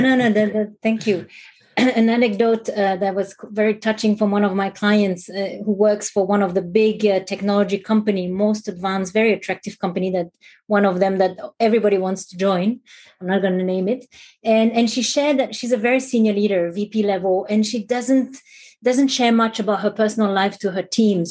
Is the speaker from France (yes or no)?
yes; France; moved away as an adult; now in Singapore; I'm currently uh, living in Singapore for close to 15 years now, but I'm originally from Europe, from France.